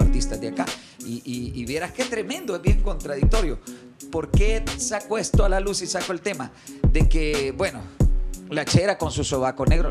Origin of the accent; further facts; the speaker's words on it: El Salvador; soy salvadoreño